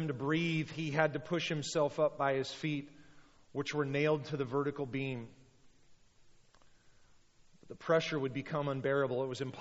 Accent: United States; we're Americans

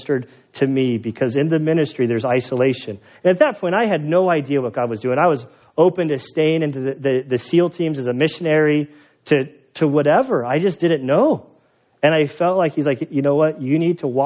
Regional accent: United States; I'm American.

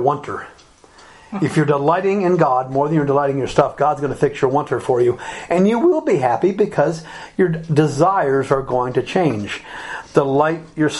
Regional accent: Alabama, United States; moved away; also born or lived in Republic of Ireland; When I was growing up in Alabama, most places were closed on Sunday.

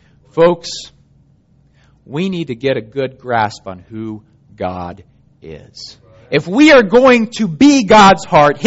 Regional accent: Germany; 1988, my family and I were living in Germany. I grew up in Germany. My folks are missionaries there.

